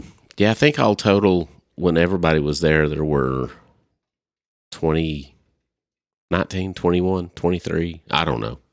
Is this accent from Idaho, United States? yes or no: no; Arkansas, United States; We're from Li-, we're from Arkansas